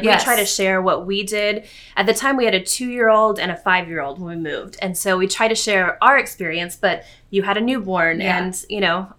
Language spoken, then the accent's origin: English; San Antonio, Texas, United States; moved away as an adult; I grew up in San Antonio. We lived in San Antonio. My parents were there, my sister and her family. My husband's family was just down the road, up the road, 3 hours in Houston.